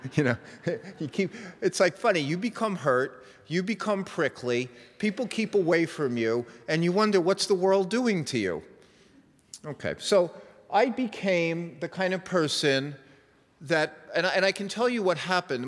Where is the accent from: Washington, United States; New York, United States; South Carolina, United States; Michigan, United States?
New York, United States; moved away; I was raised in New York and I have a little bit of that edge